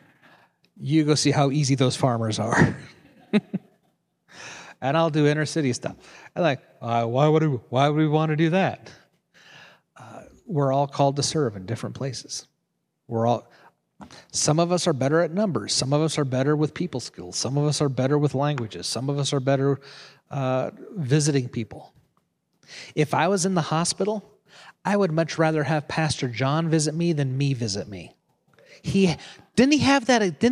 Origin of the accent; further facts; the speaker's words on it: Nebraska, United States; I was in seminary, and I came from Nebraska. I went to seminary in Kansas City, 3 hours away from where I lived.